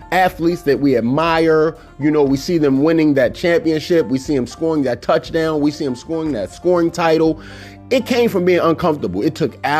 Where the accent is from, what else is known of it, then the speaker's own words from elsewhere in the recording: Baltimore, Maryland, United States; growing up in Cherry Hill was not the most comforting place